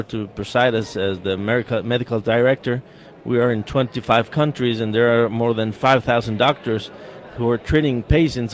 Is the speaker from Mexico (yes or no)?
yes; Querétaro, Mexico; I'm from Querétaro, Mexico, right in the center of Mexico